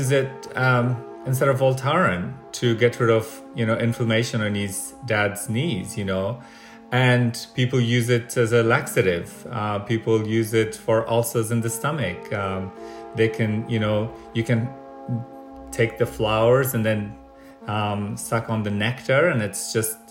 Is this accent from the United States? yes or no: no; Afghanistan; now in Australia; I'm from Afghanistan, so I have an Indigenous background